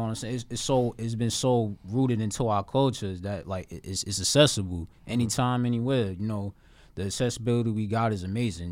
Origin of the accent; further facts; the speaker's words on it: Newark, New Jersey, United States; I'm a poet from the Bridge City, nine seven three, Newark, New Jersey